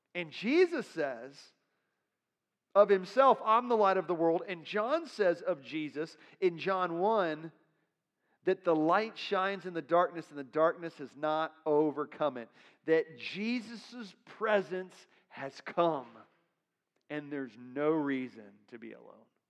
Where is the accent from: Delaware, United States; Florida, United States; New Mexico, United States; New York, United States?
Florida, United States; I'm from Florida